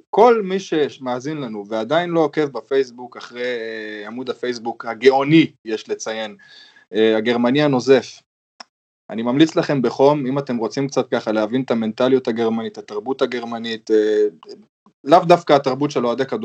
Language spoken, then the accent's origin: Hebrew; Germany; born there; אמנם ההיסטוריה שלי עם גרמניה יותר ארוכה, כי גם נולדתי פה